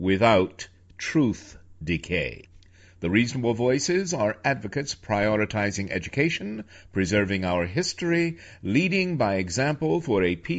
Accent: New York, United States; also born or lived in Virginia; I'm from New York and I still have a place in New York and, of course, in Virginia as well

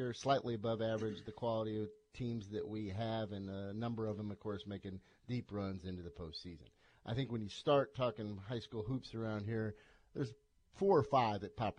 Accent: Iowa, United States; growing up in Iowa

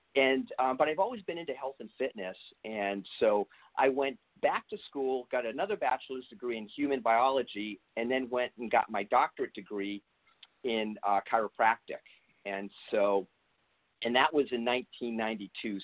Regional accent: East Coast, United States; moved away; I'm originally from the East Coast

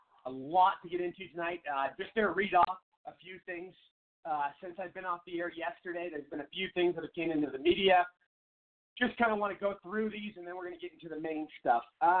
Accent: Arizona, United States; in my home state, Kristen Sinema, Arizona, she's a moderate.

